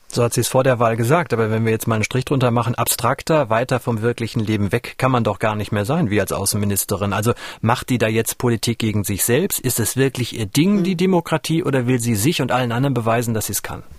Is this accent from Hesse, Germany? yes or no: no; near the Ruhr area, North Rhine-Westphalia, Germany; moved away; ich komme ja aus der Nähe des Ruhrgebietes